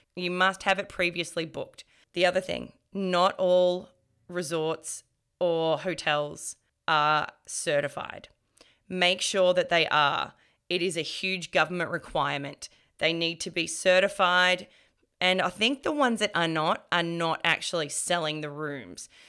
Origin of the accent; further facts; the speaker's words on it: Melbourne, Victoria, Australia; I'm from Melbourne